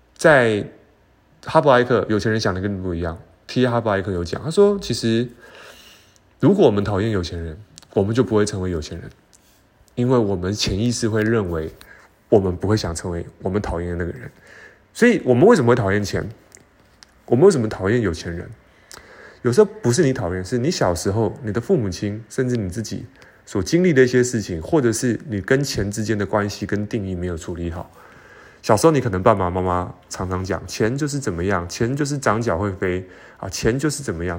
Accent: Taiwan; 我们台湾人

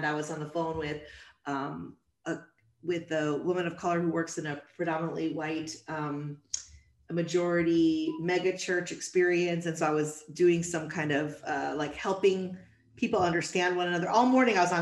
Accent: Chicago, Illinois, United States; I was born and raised in Chicago

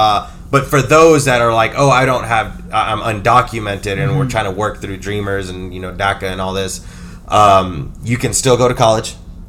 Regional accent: United States; I was born in the United States. I have my Social Security, right?

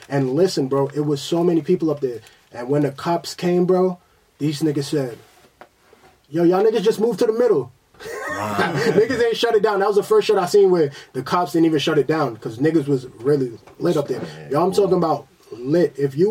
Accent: Queens, New York, United States; When I was younger, like, and I'm from Queens, so mm-hmm. we from that house party.

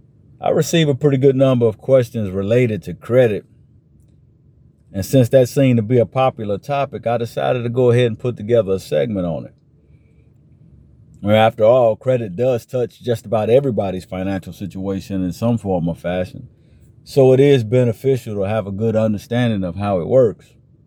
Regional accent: Chicago, Illinois, United States; now in Atlanta, United States; You know, I grew up in the Chicago area, so I'm a Cubs fan myself

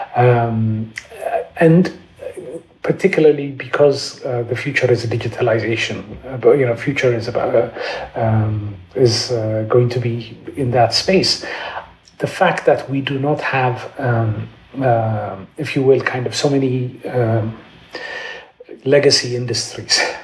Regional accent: Addis Ababa, Ethiopia; moved away as an adult; also born or lived in London; I'm Ethiopian. Um, I grew up in Addis

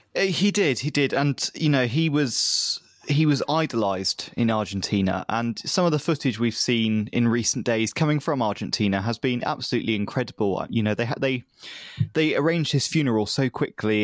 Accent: United Kingdom; as a British person

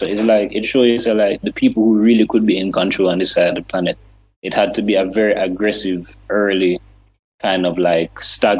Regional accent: Jamaica; what we have shown the world as Jamaican people

